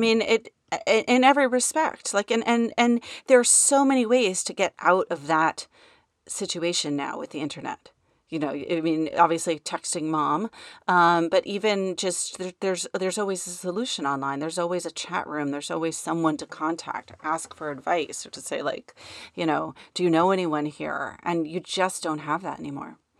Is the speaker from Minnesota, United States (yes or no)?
no; New York, United States; growing up in New York